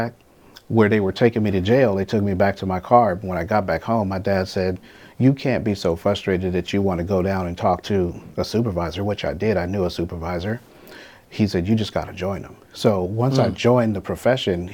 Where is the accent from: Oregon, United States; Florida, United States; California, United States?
California, United States; Los Angeles; As a young man growing up in South